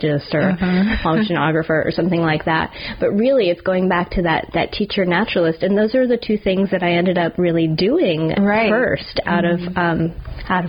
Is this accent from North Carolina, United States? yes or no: no; New Jersey, United States; moved away as an adult; also born or lived in Alabama; now in New Orleans, United States; moving away from where I grew up in New Jersey all the way to Alabama